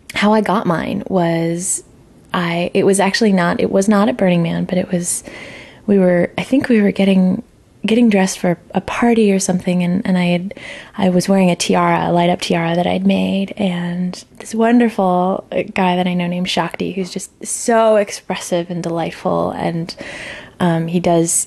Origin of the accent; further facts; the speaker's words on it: El Paso, Texas, United States; I grew up in Texas